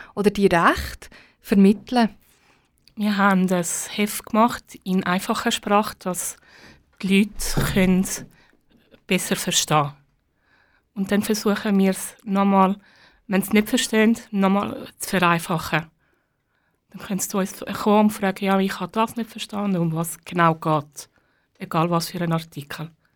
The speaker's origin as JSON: {"language": "German", "country": "Italy", "moved": "yes", "lives_now": "Switzerland", "said": "Als Italienerin"}